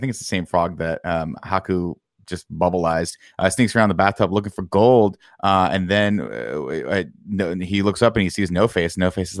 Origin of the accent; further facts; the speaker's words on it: Laughlin, Nevada, United States; I'm from Laughlin, Nevada.